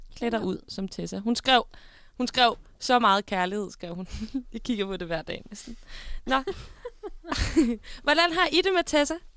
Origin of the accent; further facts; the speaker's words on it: Denmark; det var langt ud på landet, der hvor jeg kommer fra